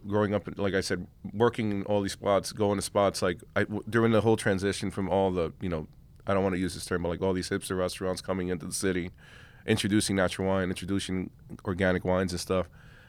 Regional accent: Long Island City, New York, United States; I grew up in Uptown, in Queens, Long Island City in Uptown.

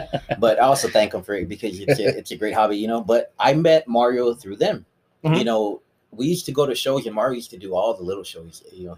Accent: San Antonio, Texas, United States; also born or lived in Dallas; I was the only one in my family actually born in Dallas, you know, and I was there for maybe about a few months until they finally moved back to San Antonio. So I've grown up in San Antonio.

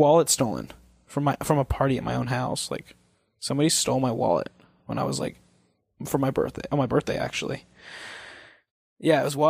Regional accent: Missouri, United States; now in California, United States; I'm from Missouri

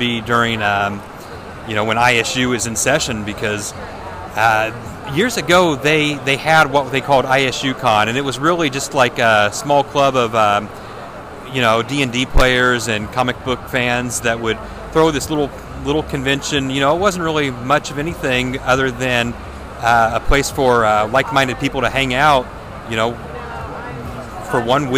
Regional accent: Terre Haute, Indiana, United States; my hometown

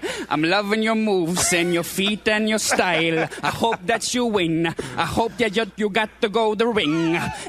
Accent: Norway; I'm from Norway.

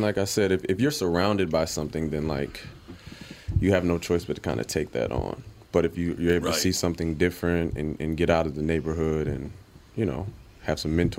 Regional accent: St. Paul, Minnesota, United States; born or raised there

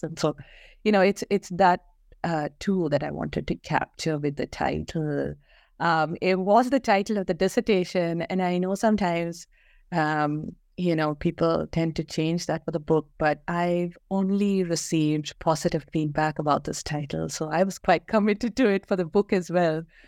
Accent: Kerala, India; moved away as an adult; also born or lived in Bangalore; I grew up in Kerala, um, went to school there, um, and moved, um, to Bangalore, um, for my undergrad degree

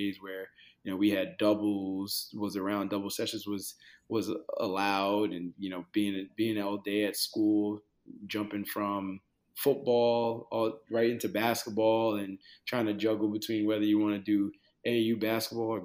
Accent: New York, United States; moved away as an adult; also born or lived in Washington, D.C.; now in Arizona, United States; born and raised in New York, Haitian American

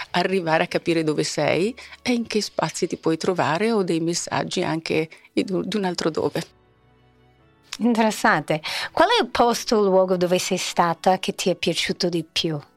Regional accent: Milan, Lombardy, Italy; Decisamente sono milanese dentro.

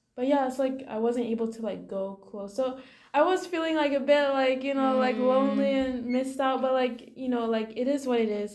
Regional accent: Singapore; moved away; my home country, did Singapore

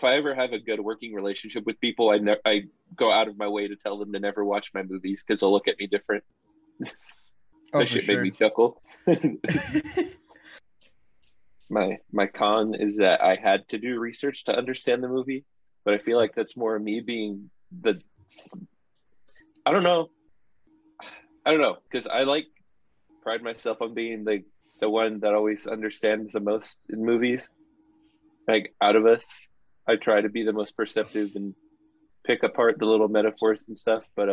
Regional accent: United States; as an American

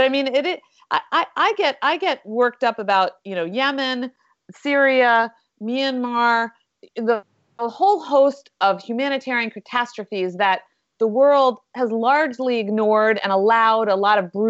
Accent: Westchester, New York, United States; I was from Westchester too, but I'll just leave it at that.

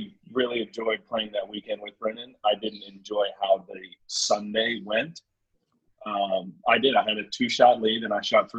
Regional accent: Overland Park, Kansas, United States; now in Dallas, United States; Camden, New Jersey, I reside in Dallas, and my hometown is Overland Park, Kansas.

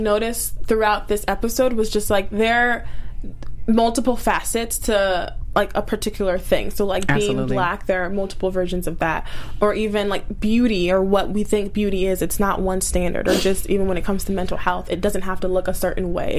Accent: Maryland, United States; moved away; I'm originally from Maryland

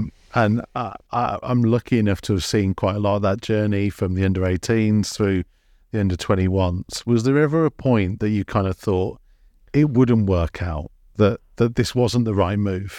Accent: England, United Kingdom; people were looking at me weird because I was just saying I'm English.

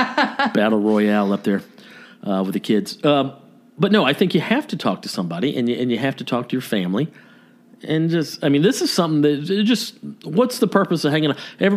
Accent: Nashville, Tennessee, United States; born there; I was born in Nashville. I came out of my mama's tummy wearing a cowboy hat.

